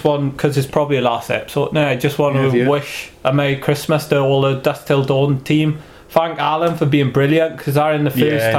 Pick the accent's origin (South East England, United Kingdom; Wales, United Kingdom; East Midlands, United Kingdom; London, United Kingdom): Wales, United Kingdom; accent: Welsh; obviously you can tell we're Welsh